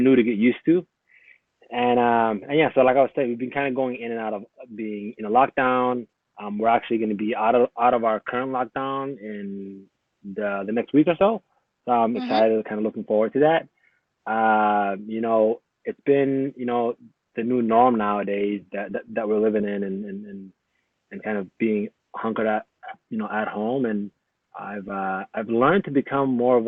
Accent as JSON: {"language": "English", "country": "United States", "tie": "born or raised there", "said": "Growing up in America"}